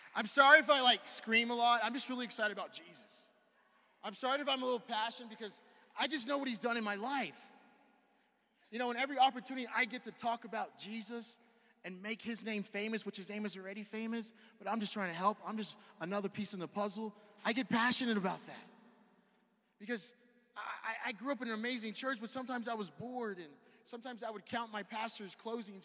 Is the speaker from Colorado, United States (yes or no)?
no; California, United States; moved away as an adult; now in Santa Fe, United States; I'm from California. I, I used to go to the beach like every Monday.